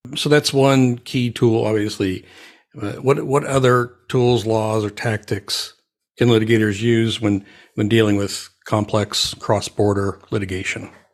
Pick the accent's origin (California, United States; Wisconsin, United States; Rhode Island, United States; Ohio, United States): Ohio, United States; I grew up in Ohio